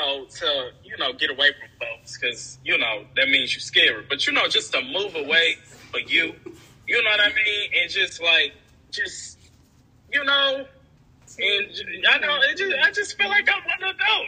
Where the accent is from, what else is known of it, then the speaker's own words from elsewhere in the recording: Chattanooga, Tennessee, United States; moved away as an adult; also born or lived in Johnson City; in Chattanooga, it's just my hometown friends